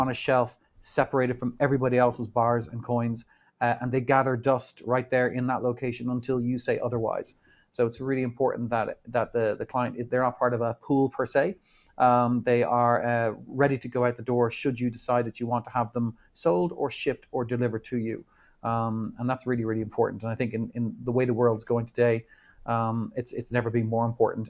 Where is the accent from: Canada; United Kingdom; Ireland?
Ireland; also born or lived in New York; now in Dublin, Ireland; We grew up in Ireland